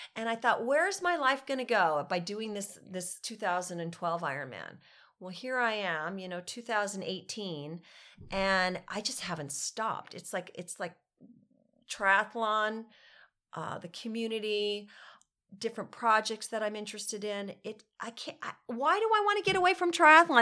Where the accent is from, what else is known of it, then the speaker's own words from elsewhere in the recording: Carlsbad, California, United States; also born or lived in Cardiff, California; I grew up in Carlsbad, uh, California. I now live just down the road in Cardiff, California